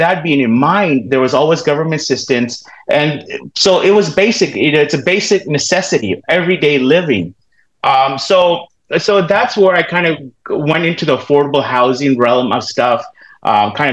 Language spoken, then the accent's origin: English; Southern California, United States; also born or lived in Florida; now in Roseville, United States; I grew up in Southern California. All my family's have been here in Southern California